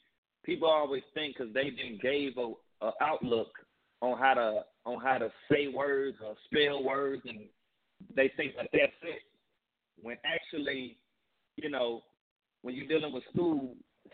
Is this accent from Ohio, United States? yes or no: no; St. Louis, Missouri, United States; That's how I talk. That's how I grew up in St. Louis